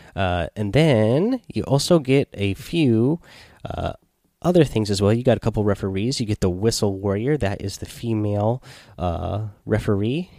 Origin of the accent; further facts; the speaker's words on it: Seattle, Washington, United States; we are from Seattle